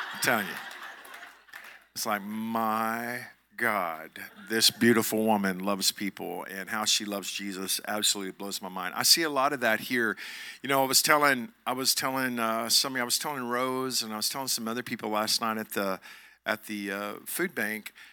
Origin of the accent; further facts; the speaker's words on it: Joshua, Texas, United States; I'm from Johnson County, Texas. I'm, I'm from Joshua, Texas